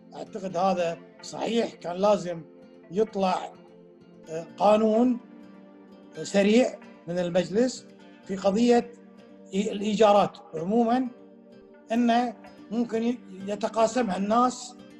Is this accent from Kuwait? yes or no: yes; Kuwait; عندنا بالكويت